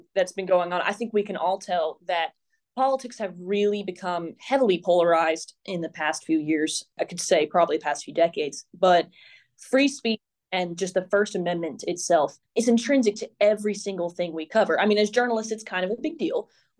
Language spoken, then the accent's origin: English; Nashville, Tennessee, United States; I grew up in Nashville, and so I was always hoping to come back here and really work as a journalist in Middle Tennessee.